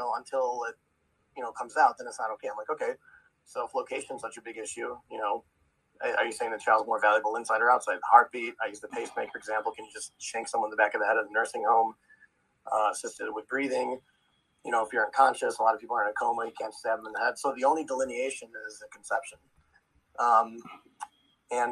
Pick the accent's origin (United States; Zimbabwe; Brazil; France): United States; Chicago, Illinois; I'm actually from Chicago